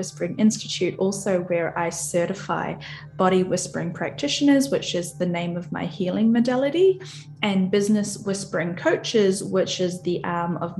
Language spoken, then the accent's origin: English; New Zealand; I'm from New Zealand